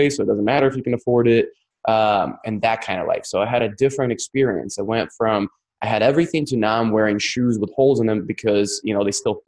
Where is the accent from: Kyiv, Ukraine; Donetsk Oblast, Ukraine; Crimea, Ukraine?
Crimea, Ukraine; accent: Russian; English is a second language; now in United States; I was raised in Ukraine, which is now Russia. So it was Russia, then it became Ukraine. Now it's Russia again. It's Crimean Peninsula